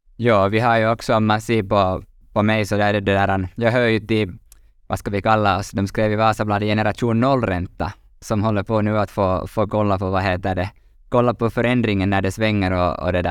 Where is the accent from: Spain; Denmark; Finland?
Finland; vi är lite bekväma finländare